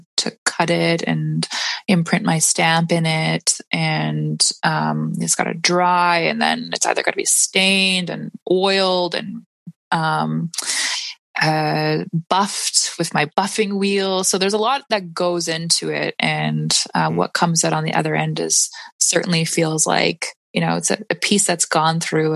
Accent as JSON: {"language": "English", "town": "Saskatoon", "region": "Saskatchewan", "country": "Canada", "tie": "born or raised there", "said": "I had a sewing studio where I was born and raised in Saskatoon"}